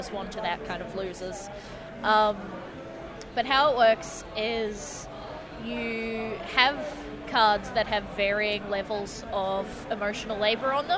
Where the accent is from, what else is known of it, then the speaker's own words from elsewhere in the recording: Melbourne, Victoria, Australia; I'm from Melbourne